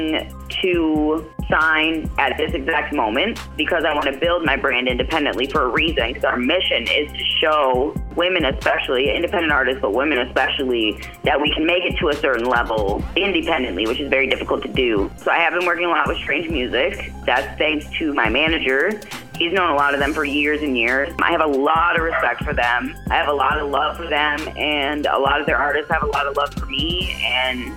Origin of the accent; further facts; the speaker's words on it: Canada; I was born in Canada